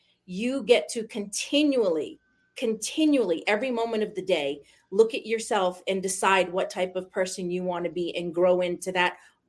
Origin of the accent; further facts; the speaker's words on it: Maine, United States; accent: New England; moved away as an adult; now in South Jordan, United States; I am in South Jordan, Utah right now. I grew up in Maine, moved here about, 20 years ago now.